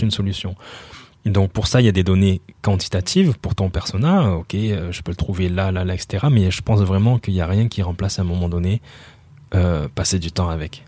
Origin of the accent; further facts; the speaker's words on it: Montpellier, Occitania, France; also born or lived in Brazzaville, Congo / Spain / London, United Kingdom / Paris, France; J'ai grandi à Montpellier